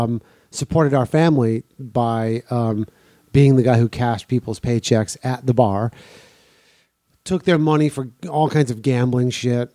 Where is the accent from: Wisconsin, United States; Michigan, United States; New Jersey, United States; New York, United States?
Wisconsin, United States; Milwaukee; I grew up on the South Side, which is entirely blue collar.